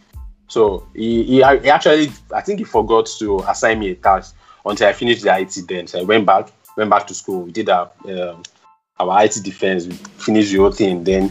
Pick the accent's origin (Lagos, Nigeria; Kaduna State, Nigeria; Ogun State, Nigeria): Ogun State, Nigeria; also born or lived in Akure; I'm a Nigerian, by birth. I was born in Ogun State